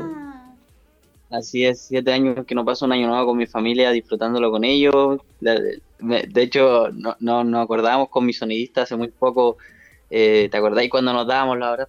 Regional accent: Chile; estaba ya fuera de mi país. Había estado solamente una vez fuera, que también fue en Argentina.

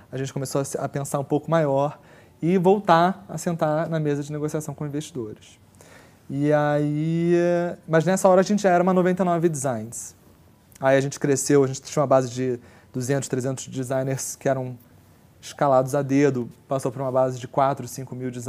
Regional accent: Brazil; A gente, olha, somos brasileiros, temos aqui uma, um, um, um, dos principais concorrentes desse, desse modelo de negócio no Brasil.

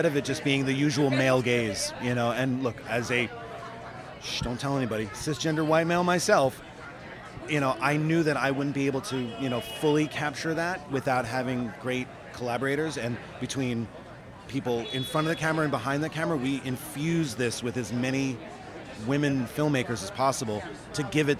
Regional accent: New York, United States; I'm from New York

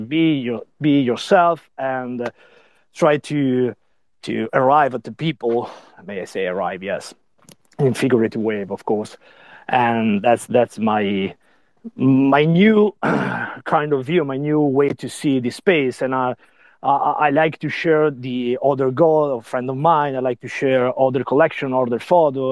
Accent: Italy; I'm from Italy

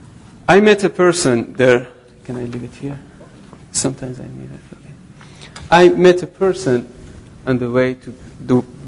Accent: Iran; moved away as an adult; Originally, I'm from Iran

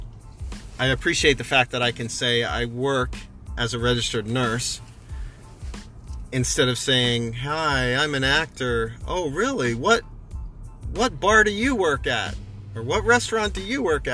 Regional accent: Canada; now in Los Angeles, United States; being in many, many bars growing up in Canada

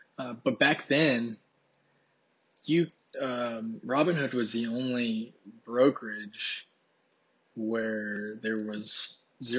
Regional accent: Ohio, United States; I'm originally from Ohio, but decided to come to Texas just because I used to live here, so.

